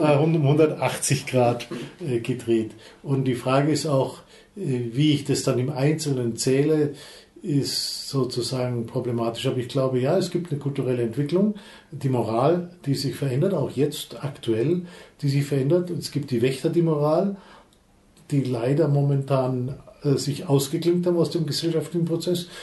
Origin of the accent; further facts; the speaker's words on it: Allgäu, Bavaria, Germany; ich bin im Allgäu aufgewachsen, da redet man nicht, schon gar nicht über die Gefühle.